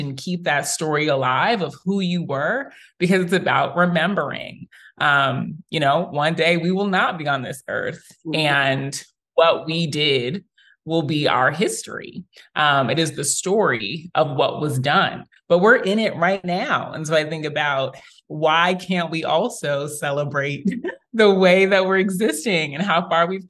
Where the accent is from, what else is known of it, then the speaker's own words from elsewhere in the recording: New York City, New York, United States; moved away as an adult; now in Atlanta, United States; I am from Queens, New York. That is home. And I am celebrating 10 years in Atlanta this year